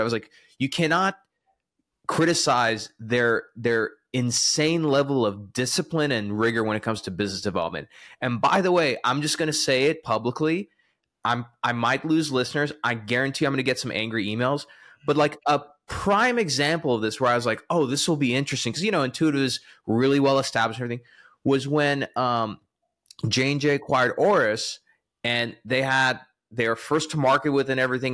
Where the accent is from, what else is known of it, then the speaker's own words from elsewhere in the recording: the South, United States; I'm from the South